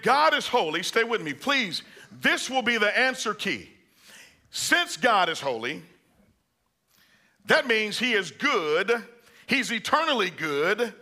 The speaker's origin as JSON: {"language": "English", "area": "Bible Belt", "region": "Southern United States", "country": "United States", "said": "I'm from the Bible Belt"}